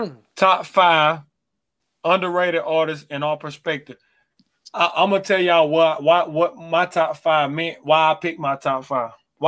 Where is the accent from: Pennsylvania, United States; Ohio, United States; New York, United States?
New York, United States; New York.